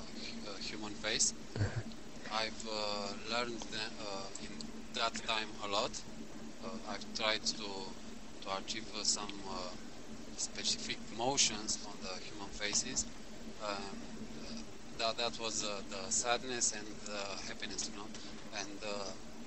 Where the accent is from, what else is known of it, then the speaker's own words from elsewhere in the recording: Romania; I'm from Romania.